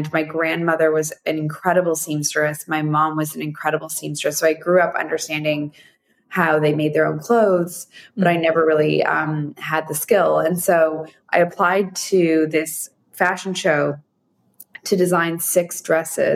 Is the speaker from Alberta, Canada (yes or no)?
no; Toronto, Ontario, Canada; moved away as an adult; also born or lived in Montreal; now in New York, United States; I grew up in Toronto